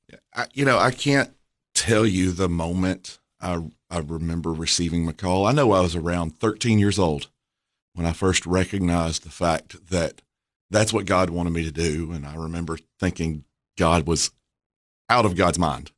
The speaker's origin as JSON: {"language": "English", "town": "Murfreesboro", "region": "Tennessee", "country": "United States", "tie": "born or raised there", "said": "I was born in Murfreesboro"}